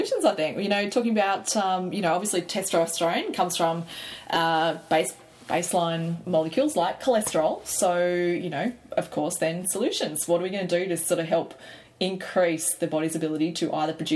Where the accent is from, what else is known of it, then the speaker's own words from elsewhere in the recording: Australia; I'm an Aussie girl